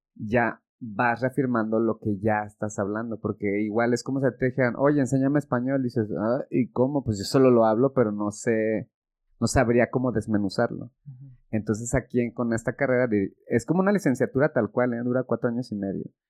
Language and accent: Spanish; Mexico; soy mexicano y porque es donde yo he vivido y he estudiado